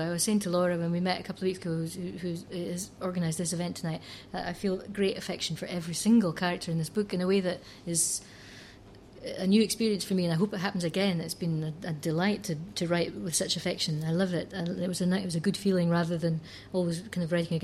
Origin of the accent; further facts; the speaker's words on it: Scotland, United Kingdom; I'm lucky to be Scottish, and to have inherited a very rhythmic tradition